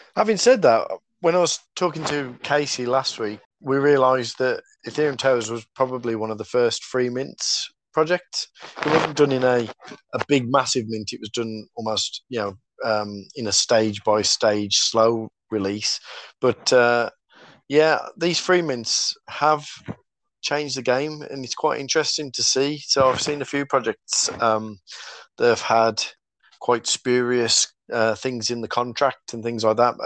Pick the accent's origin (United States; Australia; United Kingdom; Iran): United Kingdom; Black Country, West Midlands; accent: Black Country; my black country accent